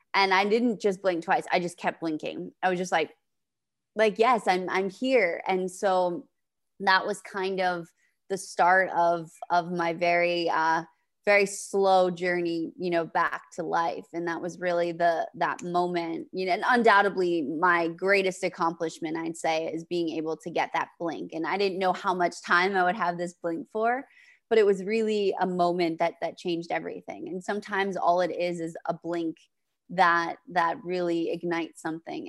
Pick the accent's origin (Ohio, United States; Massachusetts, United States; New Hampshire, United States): New Hampshire, United States; I'm from the East Coast in New Hampshire